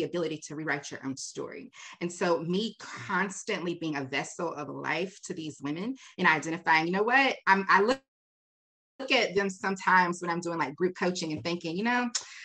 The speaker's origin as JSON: {"language": "English", "town": "Raleigh", "region": "North Carolina", "country": "United States", "tie": "born or raised there", "said": "I was born and raised in Raleigh"}